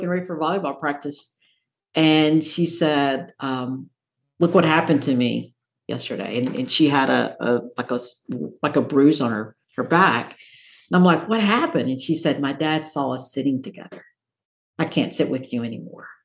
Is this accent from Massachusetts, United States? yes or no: no; Morristown, Tennessee, United States; I grew up in Morristown, Tennessee, about an hour away